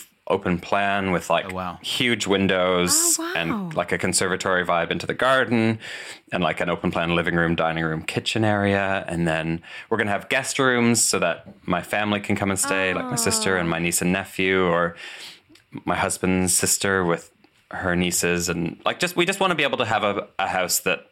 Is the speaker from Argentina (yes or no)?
no; Canada; also born or lived in Hackney, London; now in London, United Kingdom; I grew up in Canada